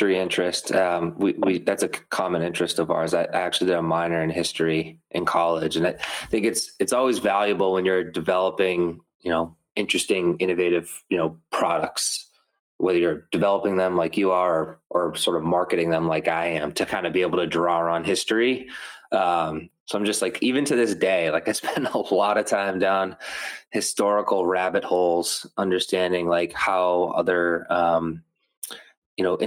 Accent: Methuen, Massachusetts, United States; Holy Family Hospital, which is in my hometown, Methuen, Massachusetts

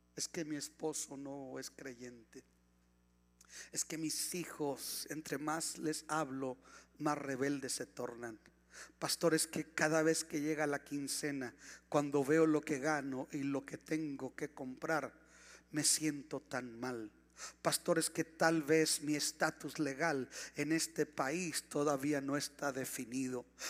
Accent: Ciudad Juárez, Chihuahua, Mexico; vivíamos en la colonia Bellavista, por eso casi casi nací en El Paso

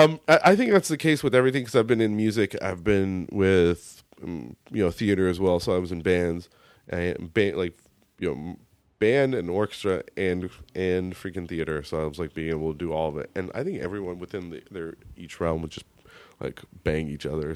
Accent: United States; accent: American; my American accent

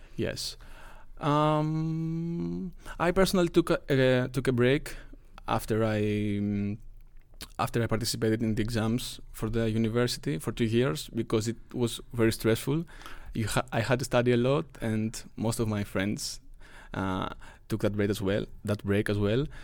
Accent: Greece; moved away as an adult; now in Lund, Sweden; I am from Greece

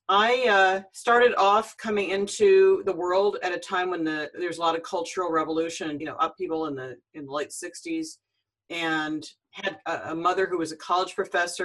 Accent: Cupertino, California, United States; I grew up in Cupertino, California, that's my hometown. That's where I'm talking to you from now

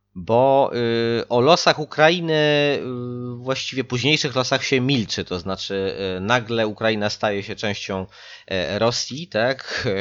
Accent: outskirts of Warsaw, Masovian Voivodeship, Poland; Ja sam pochodzę z tego przedpola Warszawy, w sensie nie z Radzymina, ale z takiej wioski jeszcze w obrębie miasta

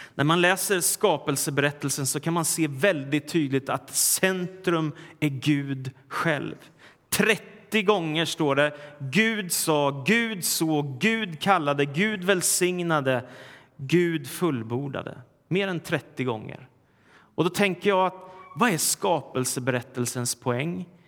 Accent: Sweden; när jag var liten i Sverige

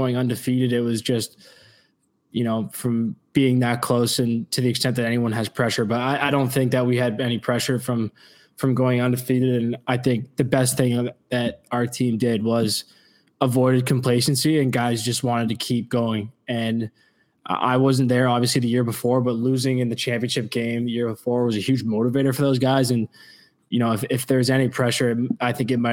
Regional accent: Ontario, Canada; growing up in Ontario

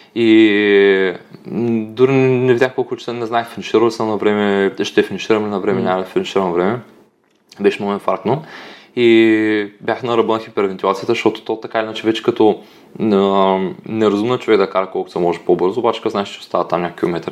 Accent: Dobruja, Bulgaria; Аз съм от Добружа

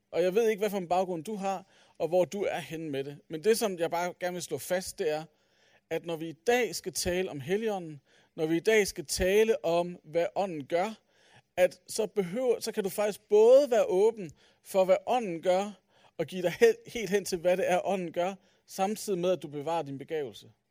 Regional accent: Aalborg, North Denmark Region, Denmark; jeg er fra Aalborg

